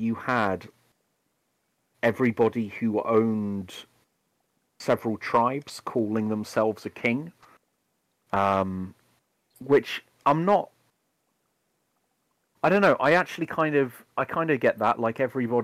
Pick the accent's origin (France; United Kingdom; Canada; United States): United Kingdom; England